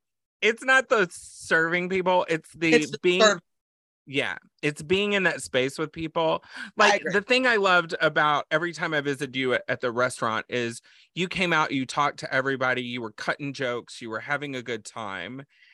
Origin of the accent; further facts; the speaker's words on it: Texas, United States; born there; I was born in Texas.